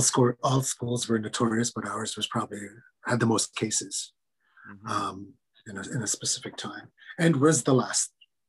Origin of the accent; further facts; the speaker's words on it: Gordon First Nation, central Saskatchewan, Canada; I grew up in central Saskatchewan. I'm from the Gordon's First Nation Reserve, outside of Regina there. And that's also where my residential school was actually where I'm from.